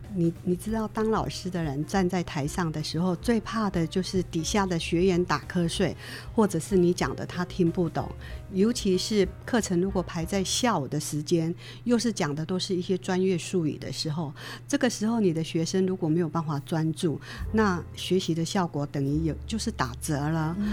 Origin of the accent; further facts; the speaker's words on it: Taiwan; 因为我从小就是在客家庄长大的。爸爸妈妈、外婆、伯父母，所有隔壁邻居，整个村庄都是客家人啊，纯纯正正的客家人，一直都是待在客家庄